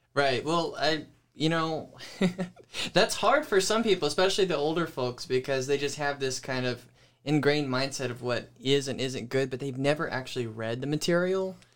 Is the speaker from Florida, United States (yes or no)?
yes; Pensacola, Florida, United States; also born or lived in Georgia / Panama City, Florida; now in Jonesville, United States; I grew up in Pensacola, Florida